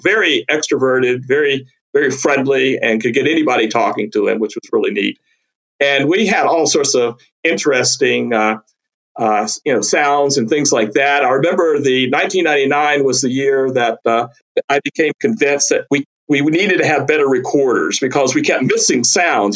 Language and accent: English; North Carolina, United States; moved away as an adult; also born or lived in Texas / Louisiana; I grew up herping in North Carolina